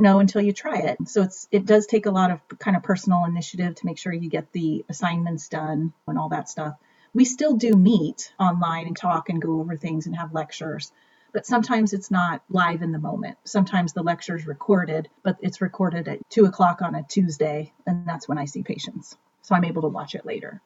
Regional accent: Kansas City, Missouri, United States; also born or lived in New York City; I was born and raised in Kansas City, Missouri

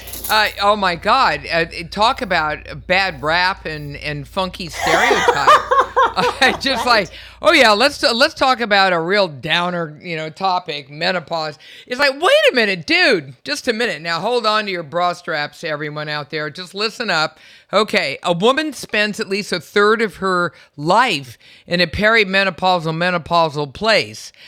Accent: California, United States; I was born and raised in in California

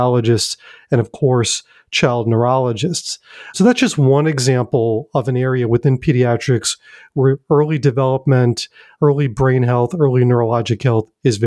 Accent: New York, United States; now in Durham, United States; in New York, my hometown

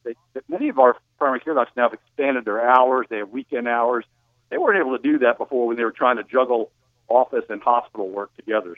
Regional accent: New Jersey, United States; moved away; I grew up in New Jersey

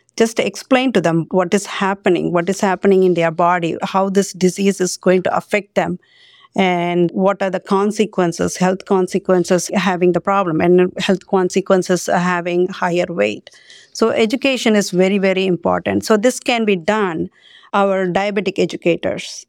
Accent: Sri Lanka; moved away as an adult; also born or lived in India / Pennsylvania, United States; now in United States; I grew up in Sri Lanka

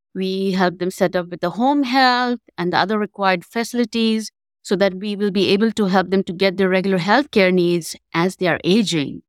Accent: India; moved away as an adult; now in Memphis, United States; I'm basically from India

